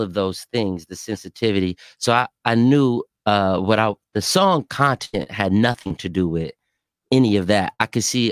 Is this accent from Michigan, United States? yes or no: no; Atlanta, Georgia, United States; also born or lived in New Orleans, Louisiana; I'm from Atlanta, Georgia, born in New Orleans.